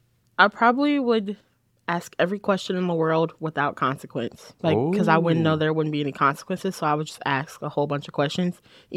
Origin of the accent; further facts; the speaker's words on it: Lynwood, Illinois, United States; So I'm from a little town in the south suburbs called Linwood. I was born in Indiana, but we moved to Linwood when I was born. And I've been there all 22 years of my life.